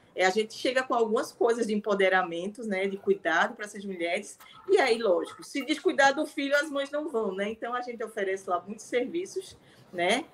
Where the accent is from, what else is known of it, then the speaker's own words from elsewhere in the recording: São Bento do Una, Pernambuco, Brazil; moved away as an adult; now in Recife, Brazil; Eu sou uma mulher vinda do interior de Pernambuco